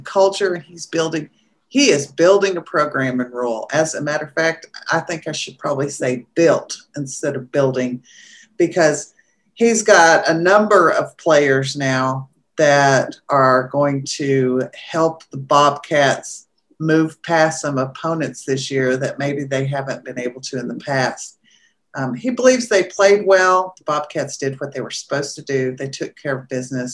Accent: Jayton, Texas, United States; I'm from Jayton

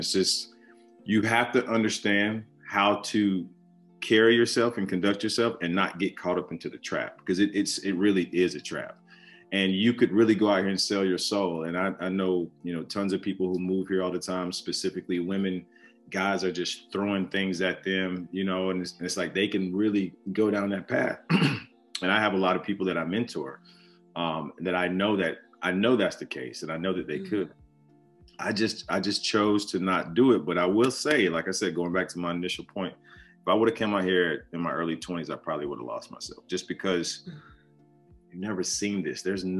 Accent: the South, United States; growing up in the South, you know, being from African descendants, being from Christians and understanding the plight, the journey, my family always instilled into me like some sort of unwavering faith.

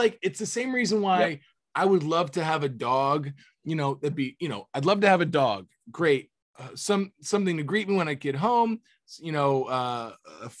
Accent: Florida, United States; moved away; Growing up in Florida

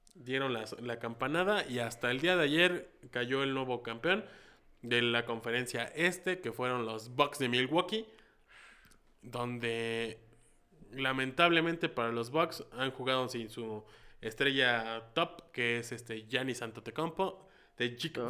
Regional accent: Mexico; somos 130 millones de mexicanos

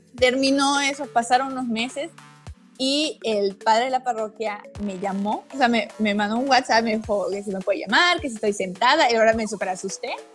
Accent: Mérida, Yucatán, Mexico; originaria, nacida, crecida, viví aquí toda mi vida, Mérida, Yucatán, orgullosamente yucateca

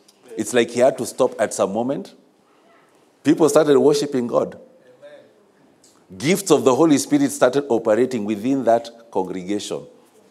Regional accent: Kisumu, Kisumu County, Kenya; I grew up in Kisumu

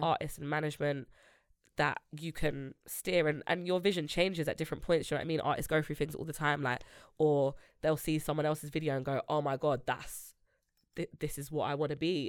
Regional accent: London, United Kingdom; I grew up in Grove, but I live in Northwest

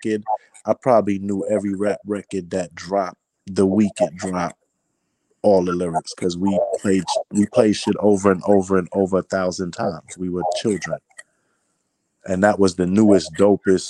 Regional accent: New York City, New York, United States; I was born in Brooklyn, New York, and that's where my family is from

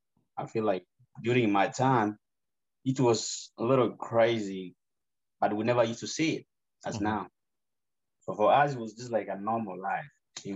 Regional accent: Kisii, Kisii County, Kenya; now in United States; So I was born in Kisii. Kisii is in Nyanza province back then, you know, and they changed everything. That is in Kisii County.

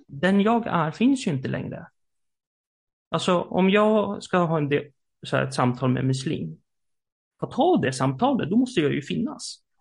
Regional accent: Sweden; i Sverige som svenskar

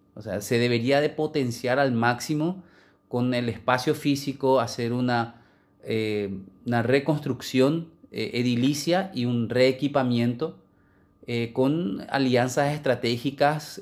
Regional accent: Paraguay; como cualquier paraguayo

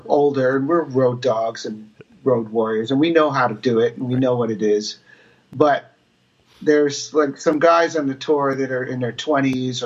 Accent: New Jersey, United States; I was growing up in New Jersey

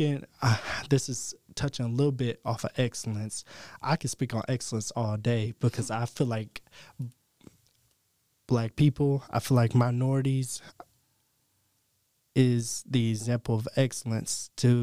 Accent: East Tennessee, United States; Growing up in East Tennessee

